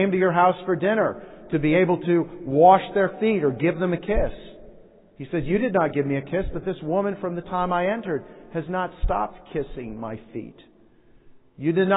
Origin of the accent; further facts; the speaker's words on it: United States; as Americans